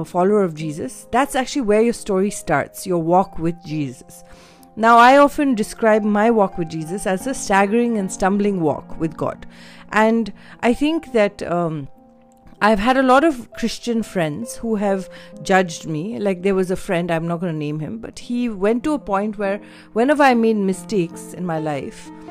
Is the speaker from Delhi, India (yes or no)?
yes; Delhi, India; also born or lived in Mussoorie, Uttarakhand; I grew up in Delhi Bible Fellowship. That was the church that my parents went